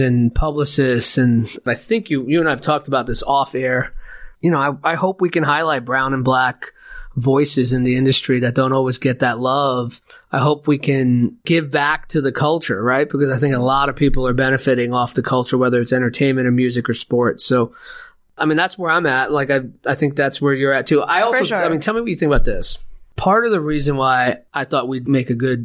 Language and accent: English; New York, United States; But I grew up in New York